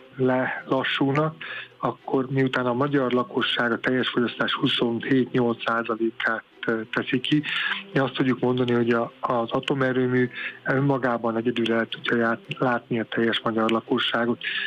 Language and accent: Hungarian; Paks, Tolna, Hungary; mi egy őspaksi család vagyunk nagyon régóta, és amikor az atomerőmű épült, akkor én az atomerőmű sportegyesületbe kezdtem el sportolni, és már egészen fiatalon már mondták, ú, itt a biztos sugárszó, mert hogy én paksi vagyok